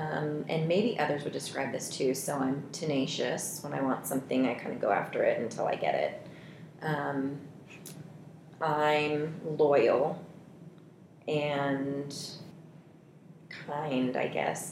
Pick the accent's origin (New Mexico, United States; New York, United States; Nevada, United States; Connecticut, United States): Nevada, United States; Reno; also born or lived in Seoul, South Korea / Oregon / Washington; lived in Oregon, Washington, but grew up all my coherent life in Reno.